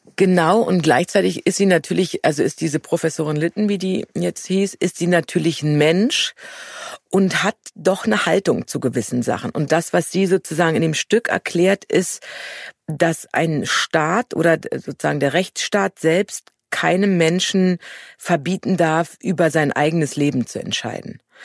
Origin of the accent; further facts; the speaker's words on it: Germany; als Deutsche